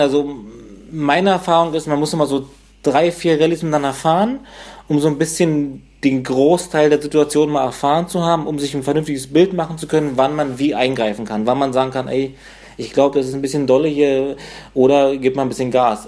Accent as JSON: {"language": "German", "area": "100 km north of Berlin", "region": "Brandenburg", "country": "Germany", "tie": "born or raised there", "said": "die Ecke, wo ich herkomme, so ein 100 Kilometer nördlich von Berlin"}